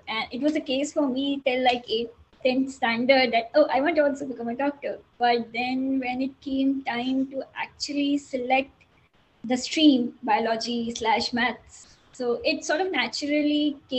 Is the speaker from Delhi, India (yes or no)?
no; Raipur, Chhattisgarh, India; moved away; I'm from Raipur. It's in Chhattisgarh, and I come from a family of doctors.